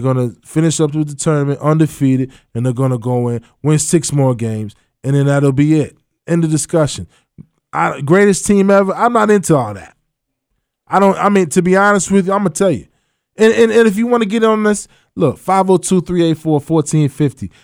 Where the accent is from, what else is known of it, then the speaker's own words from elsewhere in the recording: Providence, Kentucky, United States; I'm from Providence